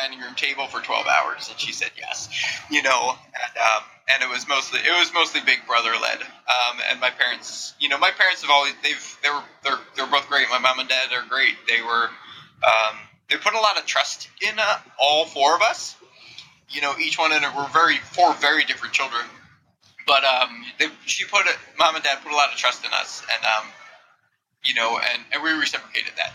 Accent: New Jersey, United States; moved away as an adult; now in California, United States; I grew up in glorious New Jersey

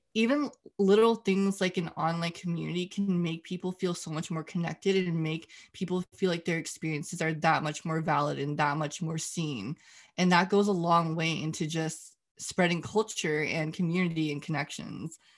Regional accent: United States; growing up as Asian American slash Chinese American

